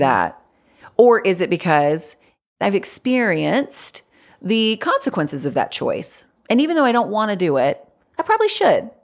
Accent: North Carolina, United States; born or raised there

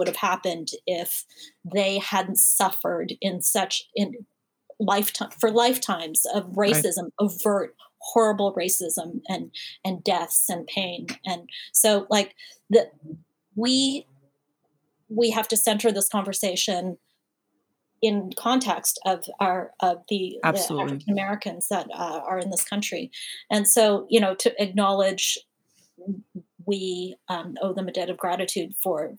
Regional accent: Canada; now in United States; I'm Canadian, but I have applied for my citizenship

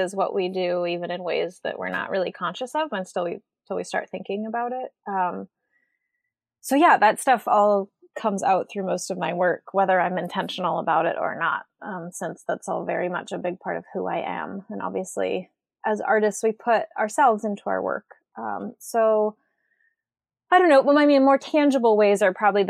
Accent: Western Washington, United States; moved away as an adult; also born or lived in Paris, France; I live in Western Washington, about an hour and a half from Seattle, and I moved back to my hometown, a little small rural town that's on a peninsula.

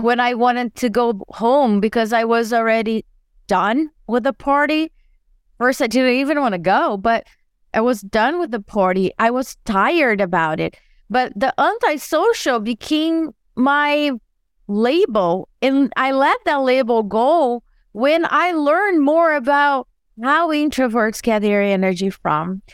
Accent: Brazil; now in United States; I grew up in Brazil and I moved to the U S

